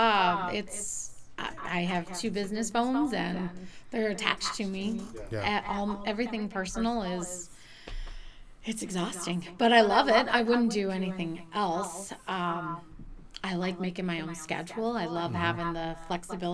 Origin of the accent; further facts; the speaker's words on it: Kentucky, United States; moved away as an adult; now in Peterborough, United States; I grew up in Kentucky